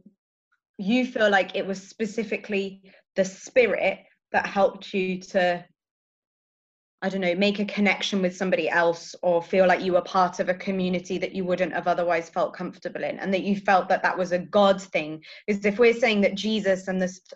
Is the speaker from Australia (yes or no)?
no; South of England, United Kingdom; now in Leeds, United Kingdom; I'm from the south